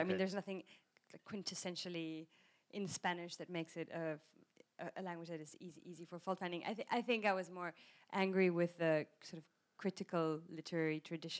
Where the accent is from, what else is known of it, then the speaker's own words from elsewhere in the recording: South Africa; I grew up in South Africa with British nuns, so I have this relationship between authority and the British accent